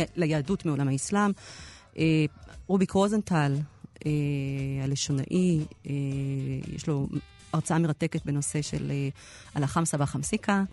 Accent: Jerusalem, Jerusalem District, Israel; אנחנו שנינו ירושלמים

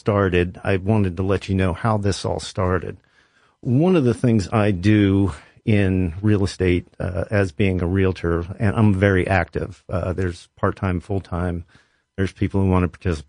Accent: Columbus, Ohio, United States; also born or lived in Westerville, Ohio; I grew up on the West Side. I went to Westland High School

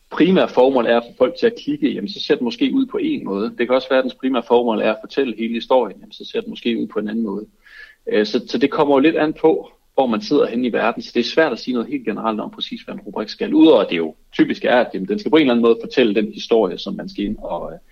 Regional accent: Aarhus, Central Denmark Region, Denmark; Jeg er også fra Aarhus.

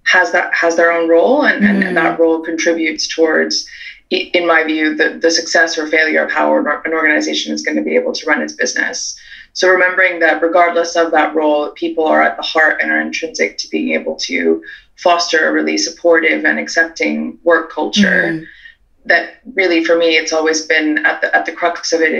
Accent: California, United States; moved away as an adult; now in United Kingdom; I'm Californian by birth, but grew up in a multicultural household. My mum's from Peru and my dad's from France. I moved to the UK in 2008 after I finished university

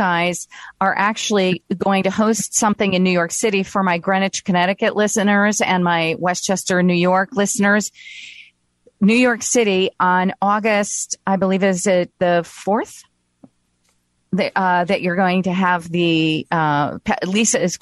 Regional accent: Brazil; moved away; I grew up in Brazil

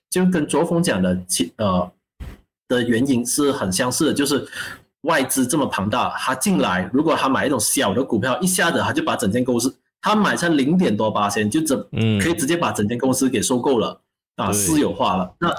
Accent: Malaysia; 作为马来西亚人，我希望马币永远都升值。好像新加坡一样啊，好像一样这么强，这是我衷心的希望。

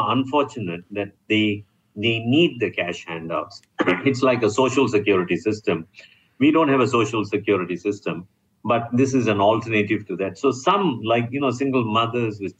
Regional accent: Malaysia; I'm a Malaysian.

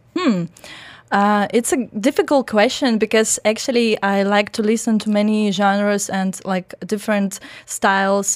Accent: Belarus; English is a second language; also born or lived in Germany; now in Dubai, United Arab Emirates; was born in Germany and grown up in Belarus.

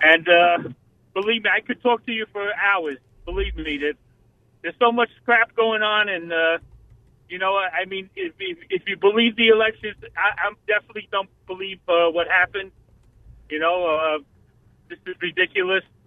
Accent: New York City, New York, United States; moved away as an adult; now in Scottsdale, United States; I'm from Brooklyn.

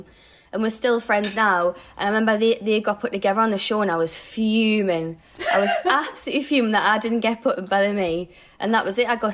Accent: South Shields, North East England, United Kingdom; moved away as an adult; now in London, United Kingdom; I didn't want to live in South Shields forever.

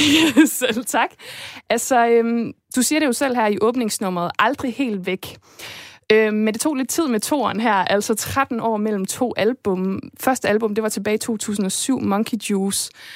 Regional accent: Esbjerg, Southern Denmark, Denmark

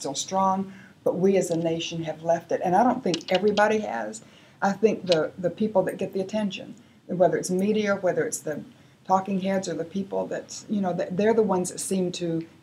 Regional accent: North Carolina, United States; I come from North Carolina

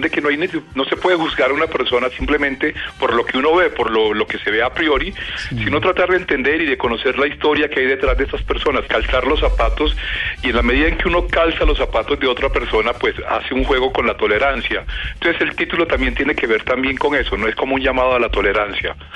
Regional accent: Valledupar, Cesar, Colombia; algo que crecí oyendo en Valledupar

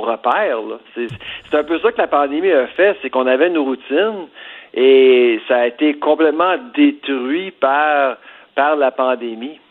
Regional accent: Farnham, Quebec, Canada; je viens de Farnham, des cantons d'Est, pas loin de Warwick, pas loin de Drummondville

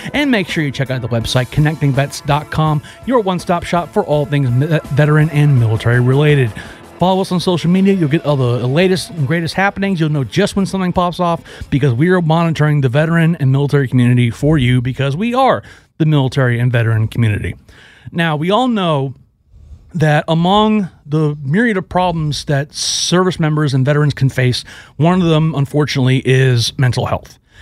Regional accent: Houston, Texas, United States; my hometown of Houston

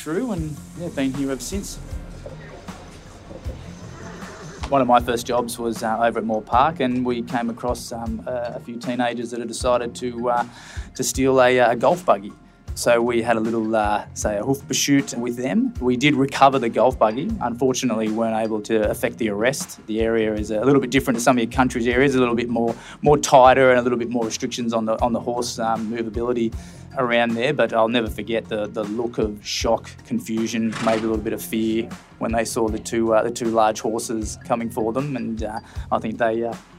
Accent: Wagga Wagga, New South Wales, Australia; moved away as an adult; now in Sydney, Australia; I'm from Wagga Wagga originally. I was early teens. My parents bought a property just south of Wagga.

